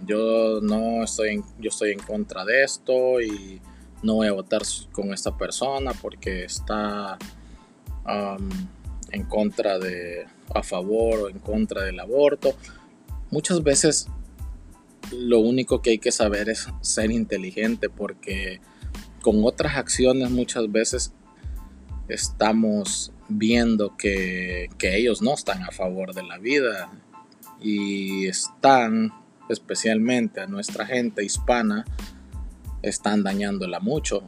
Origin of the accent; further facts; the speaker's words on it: El Salvador; now in United States; en El Salvador tengo toda, toda mi familia